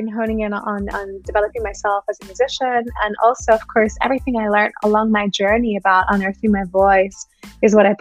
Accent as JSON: {"language": "English", "country": "Australia", "tie": "born or raised there", "moved": "yes", "lives_now": "Germany", "said": "I grew up in Australia, so I'm an Australian. I grew up at the beach in some warmer weather than what we have here in Germany."}